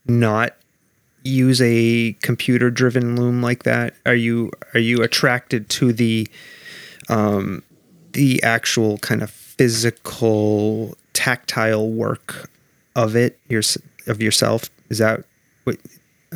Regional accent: North Shore of Massachusetts, United States; I grew up on the North Shore of Massachusetts

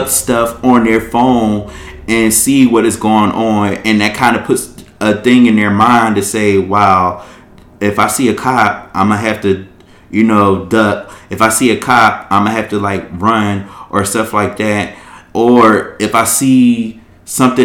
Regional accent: Philadelphia, Pennsylvania, United States; I grew up in Philadelphia

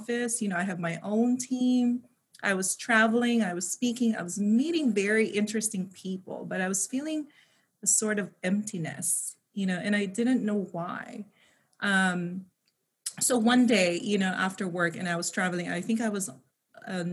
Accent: Philippines; moved away as an adult; also born or lived in United States; now in California, United States; I was born and raised in the Philippines. So I spent half of my life there and I pretty much grew up in poverty.

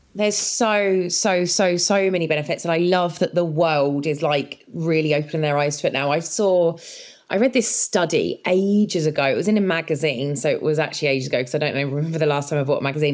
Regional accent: Spain; also born or lived in England; I grew up in Spain. I was very different when I was moved to Spain at 10 years old

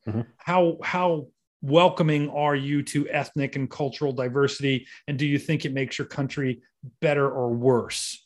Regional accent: Ohio, United States; I'm not a New Yorker. I'm, I'm from Ohio

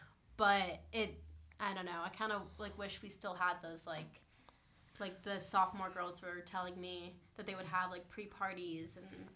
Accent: San Diego, California, United States; I'm from San Diego

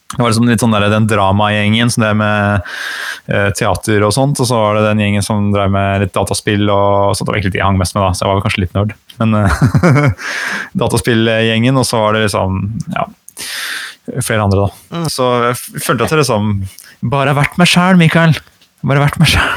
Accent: Gran, Innlandet, Norway; accent: Hadeland dialect; also born or lived in Gjøvik; jeg er født, født på Gjøvik og vokste opp på Hadeland

